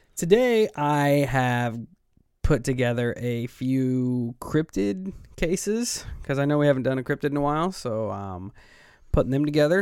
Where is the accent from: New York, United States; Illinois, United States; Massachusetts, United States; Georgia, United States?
Illinois, United States; we're from Illinois and we have all of our local support here